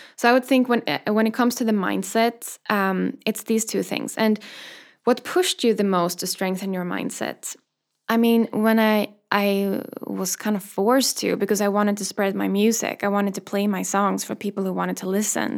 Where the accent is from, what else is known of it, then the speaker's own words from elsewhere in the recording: Sweden; moved away; also born or lived in London; the first time I moved away from Sweden, I moved to London